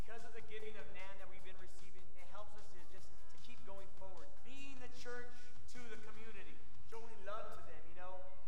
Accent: Sanger, United States; I grew up in Sanger.

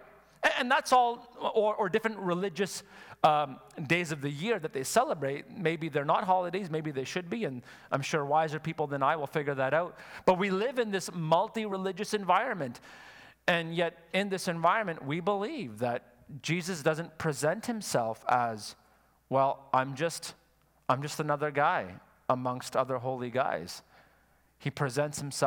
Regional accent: Quebec, Canada; I'm from Quebec

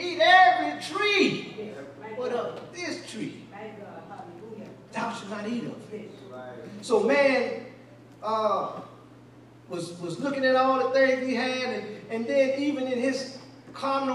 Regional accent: Columbia, South Carolina, United States; I'm from the hood. I'm from Ridgewood. Yeah, Columbia, South Carolina. I'm from the hood

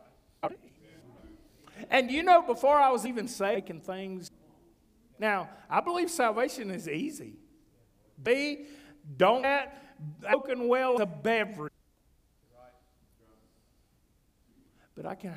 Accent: North Carolina, United States; I'm from North Carolina

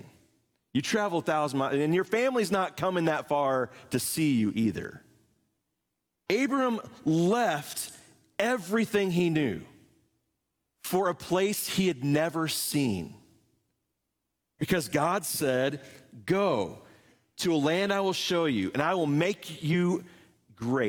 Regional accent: Indianapolis, Indiana, United States; moved away as an adult; also born or lived in St. Louis, Missouri / Seymour, Indiana / Muncie, Indiana; now in Appleton, United States; I grew up in Indianapolis, Indiana

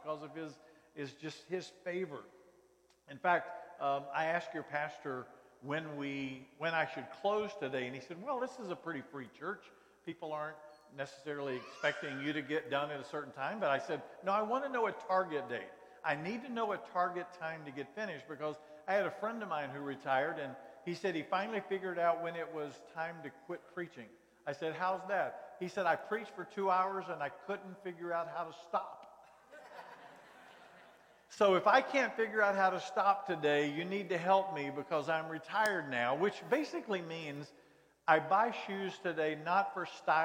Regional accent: North Carolina, United States; I grew up in North Carolina.

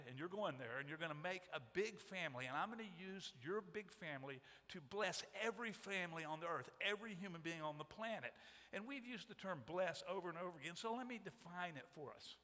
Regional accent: United States; we as American Christians

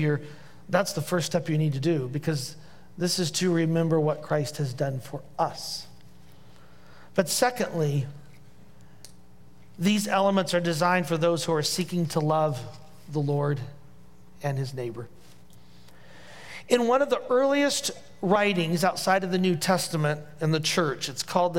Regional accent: Indiana, United States; accent: Hoosier; my Hoosier accent

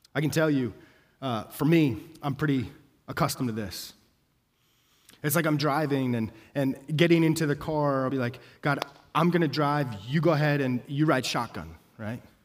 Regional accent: Denver, Colorado, United States; moved away; I'm from Denver

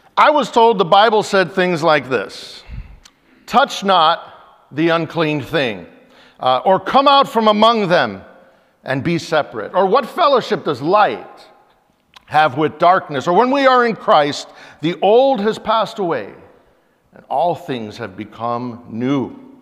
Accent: Yakama Nation, Washington, United States; we're from the Yakima Nation

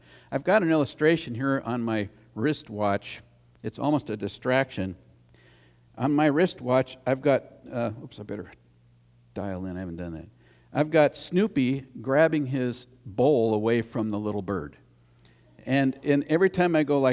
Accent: United States; As an American

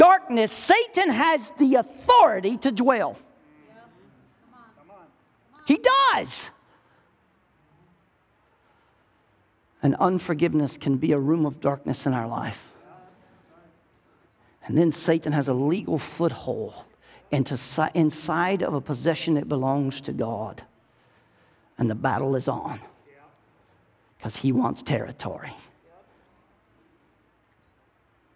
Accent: the South, United States; I'm from the South

